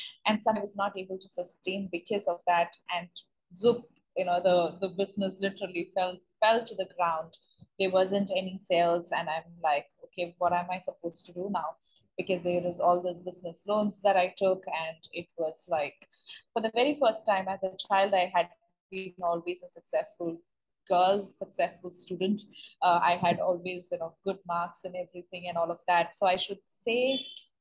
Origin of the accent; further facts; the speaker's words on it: India; moved away as an adult; also born or lived in United States; I'm born and brought up in India, but I went to US for my master's degree